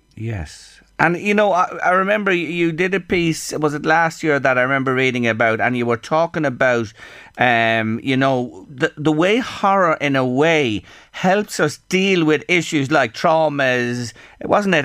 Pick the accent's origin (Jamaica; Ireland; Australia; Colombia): Ireland; as Irish people